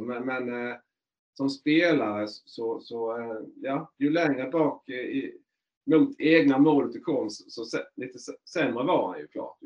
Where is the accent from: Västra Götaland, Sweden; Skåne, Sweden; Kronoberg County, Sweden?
Kronoberg County, Sweden; Markaryd; moved away; jag är ju från Markaryd från början